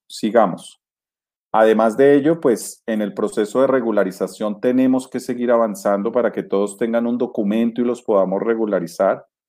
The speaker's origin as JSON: {"language": "Spanish", "country": "Colombia", "said": "para nosotros como colombianos"}